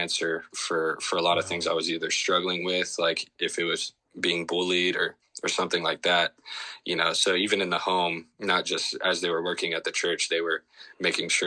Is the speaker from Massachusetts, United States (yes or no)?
no; Shreveport, Louisiana, United States; I grew up in Shreveport, Louisiana, as a son of a youth minister and grandson of our preacher